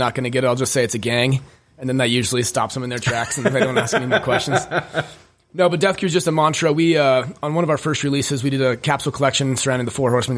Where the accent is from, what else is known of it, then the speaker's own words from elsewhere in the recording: Wheat Ridge, Colorado, United States; also born or lived in Denver; I was born in Wheat Ridge, Colorado. My mom and dad, Rick and Shauna, were super, super young. So we grew up, you know, just poor